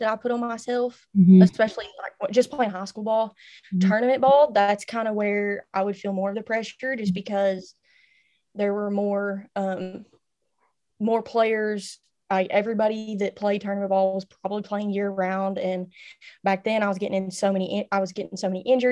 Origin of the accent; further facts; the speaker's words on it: Reno, Oklahoma, United States; I'm from Reno, Oklahoma.